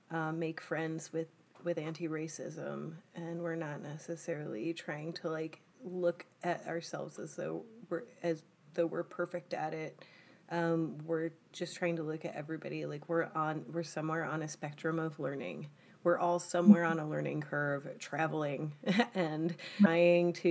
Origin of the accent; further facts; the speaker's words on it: United States; both from like the military and just growing up in the United States, because it's just as much a part of this nation as red, white, and blue.